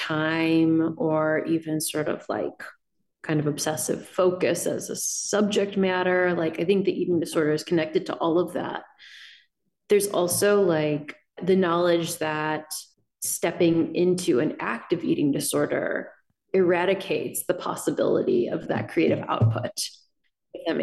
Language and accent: English; Illinois, United States; accent: Midwestern; you can probably hear my Midwestern vowels. I feel like you can also probably in my sentences read a certain kind of like, I grew up in Illinois.